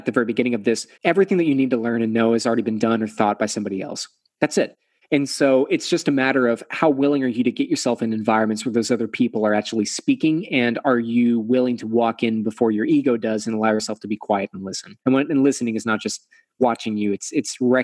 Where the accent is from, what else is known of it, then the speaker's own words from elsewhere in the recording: Texas, United States; I'm from Texas, right? So we're Southern.